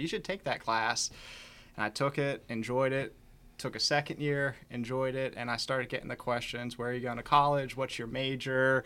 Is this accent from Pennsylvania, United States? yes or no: yes; Chambersburg, Pennsylvania, United States; moved away as an adult; now in Winchester, United States; I grew up in Chambersburg, Pennsylvania